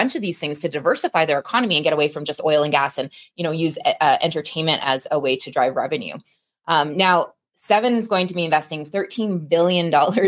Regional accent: Canada; I'm Canadian

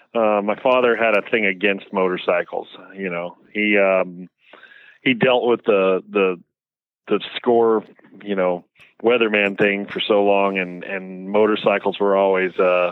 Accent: Cypress, California, United States; Cypress, California. People ask, where's Cypress? It's close to Anaheim and right next to the Los Alamitos racetrack.

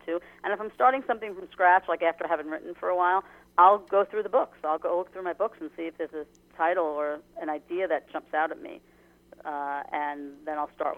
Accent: Long Island, New York, United States; as a female growing up in Long Island years ago

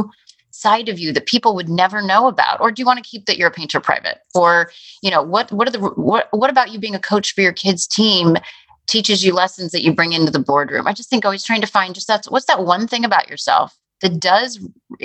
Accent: Chicago, Illinois, United States; as a parent and as a Chicagoan

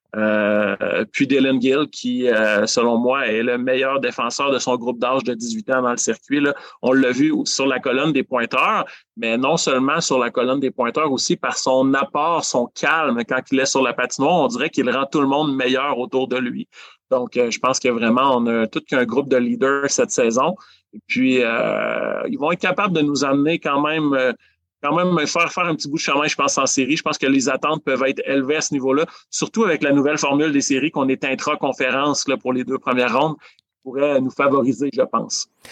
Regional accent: Amos, Quebec, Canada; moved away as an adult; now in Rouyn-Noranda, Canada; je suis natif d'Amos

